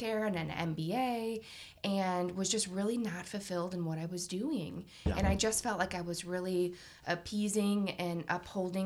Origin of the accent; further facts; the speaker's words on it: St. Louis, Missouri, United States; also born or lived in St. Charles County, Missouri; born and raised in St. Louis